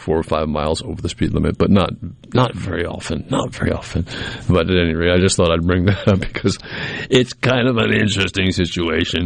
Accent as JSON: {"language": "English", "region": "New England", "country": "United States", "tie": "born or raised there", "moved": "yes", "lives_now": "the South, United States", "said": "I grew up in New England"}